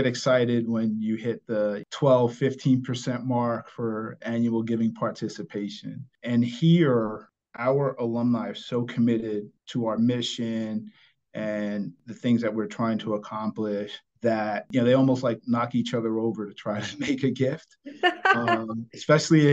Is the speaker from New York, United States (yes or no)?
yes; New York City, New York, United States; I grew up in New York City.